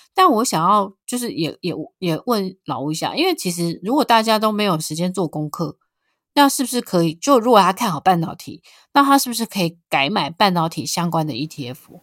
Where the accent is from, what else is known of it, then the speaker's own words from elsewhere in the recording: Taiwan; 那我们台湾的股民也非常地爱台积电